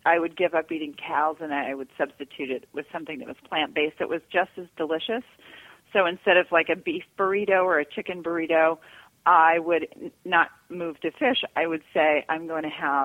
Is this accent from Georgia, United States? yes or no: yes; Georgia, United States; I grew up in Georgia